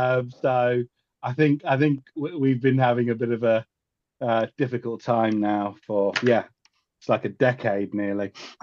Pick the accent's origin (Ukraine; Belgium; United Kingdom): United Kingdom; Leicester, East Midlands; born or raised there; now in Los Angeles, United States